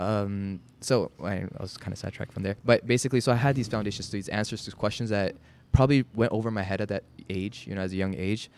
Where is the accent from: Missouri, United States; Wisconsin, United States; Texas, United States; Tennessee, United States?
Texas, United States; Dallas; also born or lived in Chicago; we came to Dallas when I was getting into kindergarten. And so, I've been here for a while